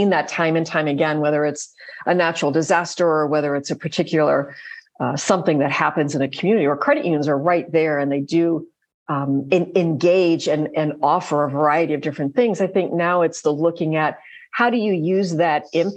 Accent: Virginia, United States; in my home state of Virginia

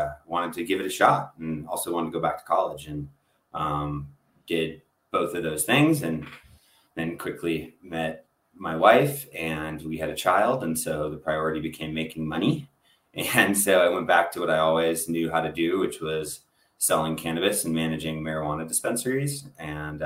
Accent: Bay Area, California, United States; I grew up in the Bay Area

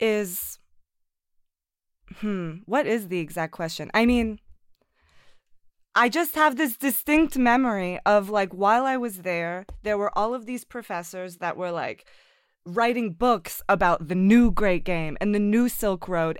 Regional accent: United States; as an American

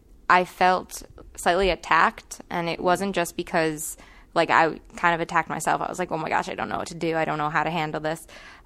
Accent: Pakistan; born there; Like, I was born in Pakistan, and like, I know what it's like.

